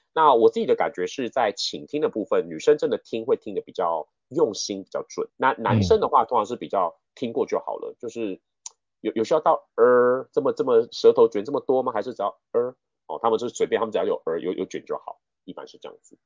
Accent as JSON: {"language": "Chinese", "country": "Taiwan", "tie": "born or raised there", "first_language": "Mandarin", "said": "我自己在台湾学英文的，我从来没有出国过"}